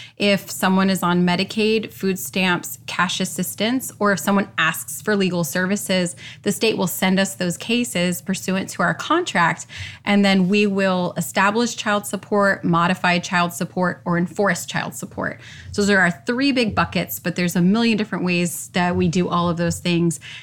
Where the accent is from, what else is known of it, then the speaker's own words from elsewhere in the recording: Orlando, Florida, United States; I born and raised in Orlando.